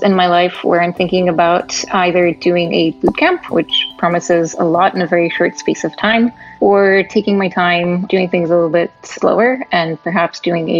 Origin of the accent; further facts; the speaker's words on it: Romania; moved away as an adult; now in San Francisco, United States; I'm 30 years old and I live in San Francisco. I moved here about 2 years ago and I'm originally from Romania.